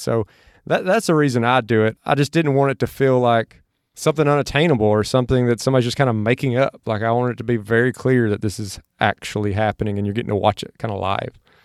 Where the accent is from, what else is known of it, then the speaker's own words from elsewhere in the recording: Mississippi, United States; now in Austin, United States; where I grew up in Mississippi from where I'm at now in Austin